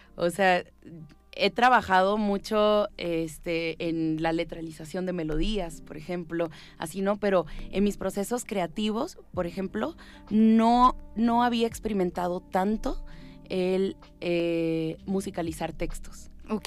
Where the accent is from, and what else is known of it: Tijuana, Baja California, Mexico; born or raised there; also born or lived in Cuba / Havana, Cuba